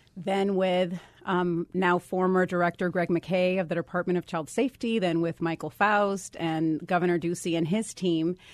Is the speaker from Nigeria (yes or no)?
no; Guaynabo, Puerto Rico; moved away as an adult; also born or lived in Dallas, Texas / Washington, D.C.; I am a native of Puerto Rico. I grew up there, went to high school there, and then came to do college in the mainland